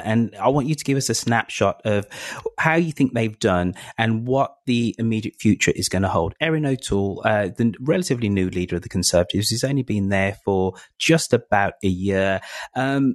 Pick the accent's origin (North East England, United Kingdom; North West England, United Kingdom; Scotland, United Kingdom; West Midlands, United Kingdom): West Midlands, United Kingdom; Birmingham; moved away as an adult; I'm back home in England for the first time in a whole year. I'm in my hometown of Birmingham